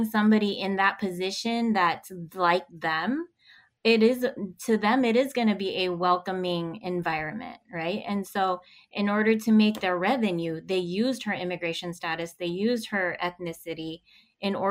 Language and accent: English; Philippines; now in United States; I'm Filipino, and our people have to go in other countries in order to work